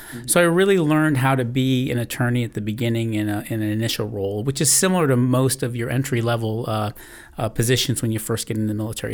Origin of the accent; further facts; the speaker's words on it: New England, United States; I grew up in the New England area